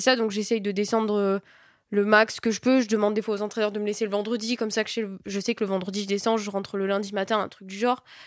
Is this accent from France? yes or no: yes; south of France, France; moved away; je viens bah, du sud de la France moi